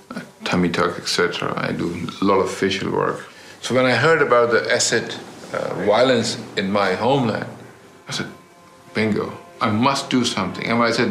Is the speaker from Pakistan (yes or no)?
yes; Karachi, Sindh, Pakistan; moved away; I'm originally from Pakistan. I was born and raised in Karachi.